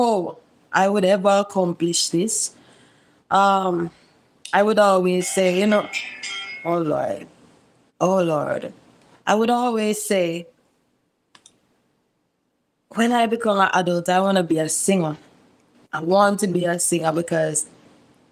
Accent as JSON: {"language": "English", "town": "Montego Bay", "region": "Saint James", "country": "Jamaica", "tie": "born or raised there", "said": "I grew up in Montego Bay, St. James, a little community called Bourg, ghetto settings."}